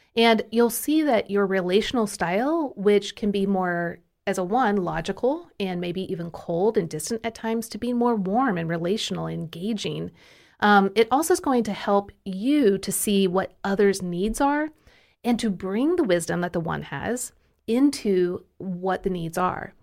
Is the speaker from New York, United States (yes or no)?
no; Kansas City, Missouri, United States; now in Tennessee, United States; I'm from Kansas City, and we only say you guys